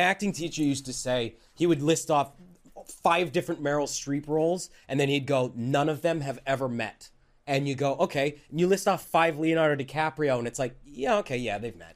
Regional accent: Calgary, Alberta, Canada; moved away as an adult; I grew up in Calgary

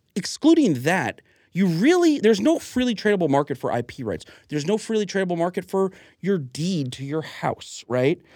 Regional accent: Huntington, New York, United States; also born or lived in North Carolina; I was born in Huntington Hospital on, on Long Island

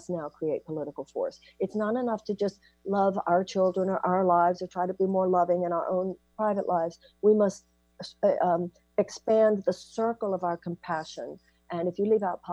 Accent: United States; an American woman

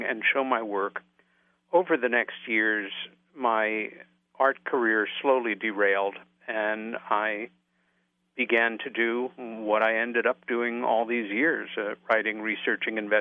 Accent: Long Island, New York, United States; the house that we grew up in on Long Island, about 30 miles east of New York City.

